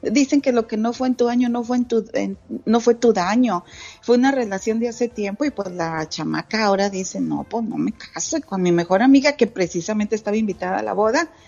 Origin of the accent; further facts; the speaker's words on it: Santa Catarina, Nuevo León, Mexico; Y luego en mi pueblo, allá en Santa Catarina, Nuevo León